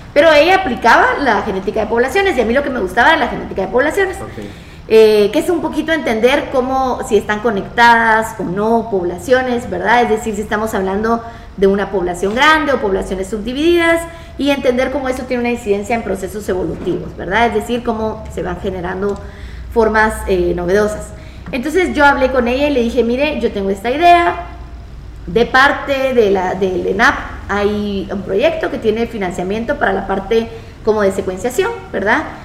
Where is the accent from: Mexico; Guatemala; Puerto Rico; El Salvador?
Guatemala; also born or lived in Brazil; yo salí de Guate